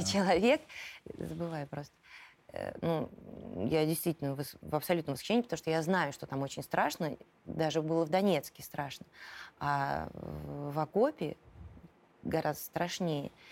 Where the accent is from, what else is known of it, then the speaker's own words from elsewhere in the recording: Moscow, Russia; also born or lived in Volgograd; я с раннего детства живу в Москве